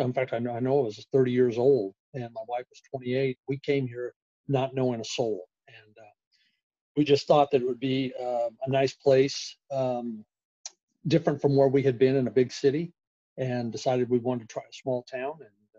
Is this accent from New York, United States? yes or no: no; South Georgia, United States; moved away as an adult; also born or lived in Albany, Georgia; now in Elberton, United States; Actually, originally located down in South Georgia